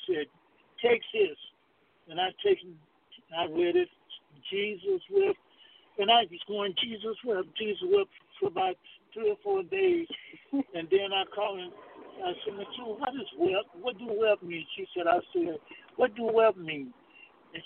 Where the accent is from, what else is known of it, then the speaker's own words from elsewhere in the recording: Alabama, United States; I grew up in the South, in Alabama.